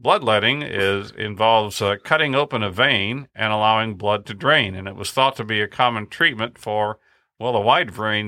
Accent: Kerrville, Texas, United States; Named thus because it was just across Earl Garrett Street from the post office in my hometown of Kerrville.

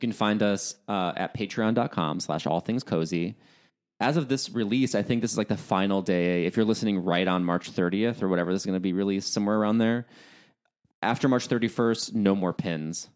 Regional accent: United States; accent: American; my American accent

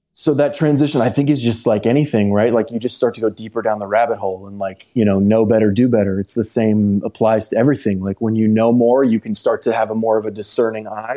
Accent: Texas, United States; moved away; also born or lived in Los Angeles (born, 'here'); growing up in Texas, but having been born here and having yeah. kind of spent so much time back and forth

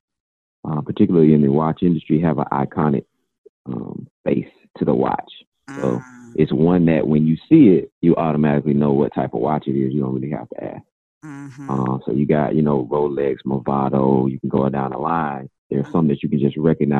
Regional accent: Georgia, United States; now in Virginia, United States; I'm originally from Georgia.

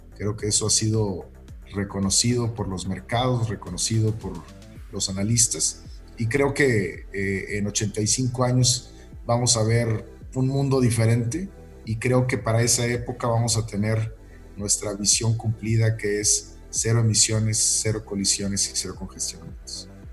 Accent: northern Mexico, Mexico; yo, siendo norteño

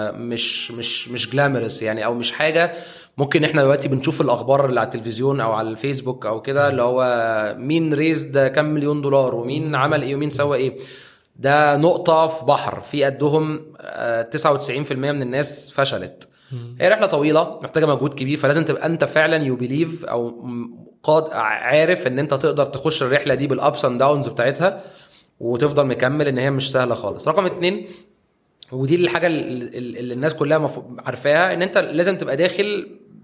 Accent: Egypt; احنا عندنا في مصر

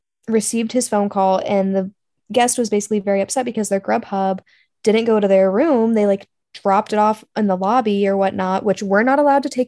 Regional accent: Kennewick, Washington, United States; moved away; I'm from Kennewick, Washington

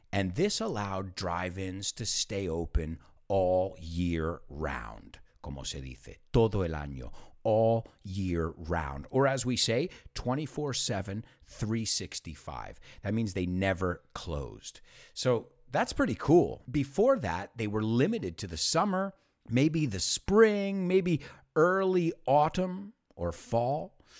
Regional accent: United States

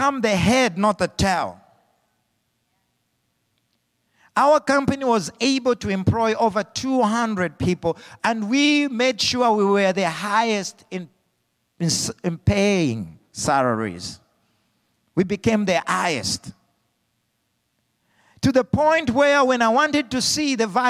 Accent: Zambia; moved away; Being brought up as a young little boy in Africa without hope

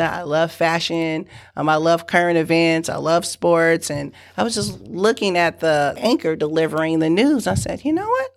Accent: San Francisco, California, United States; also born or lived in Galveston, Texas; we moved from Galveston, Texas, Texas to San Francisco, California. Uh, we moved in with my great aunt and uncle

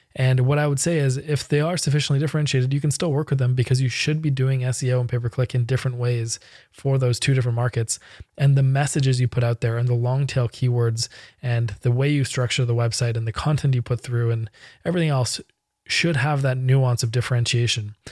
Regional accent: Canada; I'm Canadian and most of my clients are U S and European

